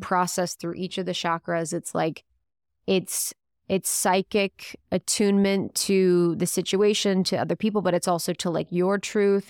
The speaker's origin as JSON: {"language": "English", "region": "Ohio", "country": "United States", "also_born_or_lived": "Chicago", "moved": "yes", "said": "I'd lived in Chicago, I'm from the Midwest, from Ohio, so my voice was totally different"}